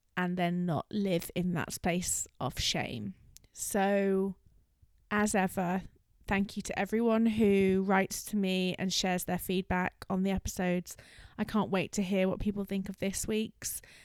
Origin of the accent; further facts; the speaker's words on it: London, United Kingdom; I'm a Londoner